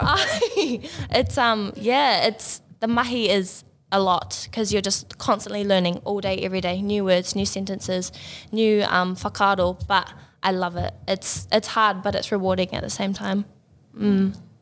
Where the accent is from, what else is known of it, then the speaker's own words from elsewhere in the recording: Whangamata, Waikato, New Zealand; I grew up in Whangmata, which, um, if you know, it's a very small, um, beach town in the Coromandel